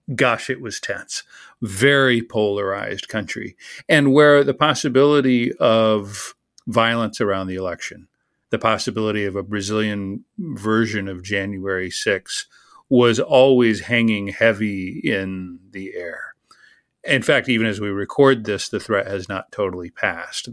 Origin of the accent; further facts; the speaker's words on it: Texas, United States; As a Texan